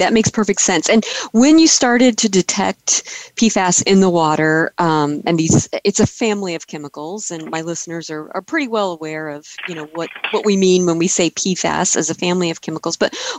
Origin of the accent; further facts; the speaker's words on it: Tri-Valley, California, United States; this is my hometown water supply we're talking about.